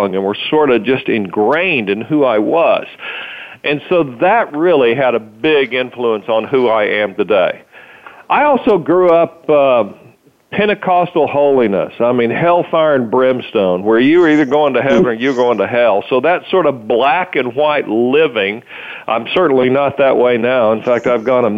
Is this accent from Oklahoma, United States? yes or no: yes; Muskogee, Oklahoma, United States; I grew up in Muskogee, Oklahoma